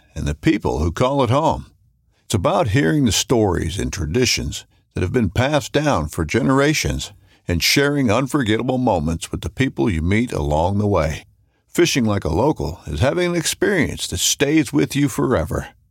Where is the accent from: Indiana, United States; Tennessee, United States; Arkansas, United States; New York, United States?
Arkansas, United States; I'm from Arkansas.